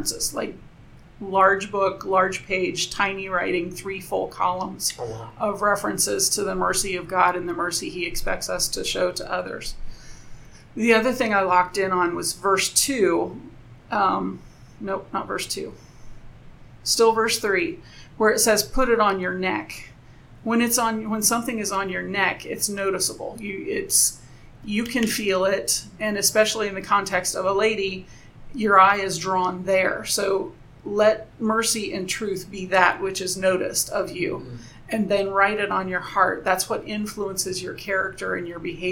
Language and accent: English; United States; I'm American